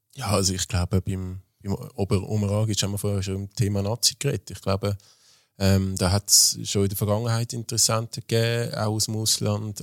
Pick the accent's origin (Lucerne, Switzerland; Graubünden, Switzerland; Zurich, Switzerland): Zurich, Switzerland; ich habe meine Kindheit im Hartturm, äh, verbracht